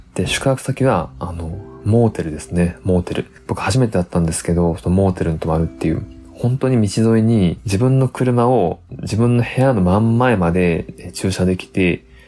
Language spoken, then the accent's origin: Japanese; Tottori, Japan; 僕ら鳥取県民はですね、まあ、鳥取砂丘見慣れてる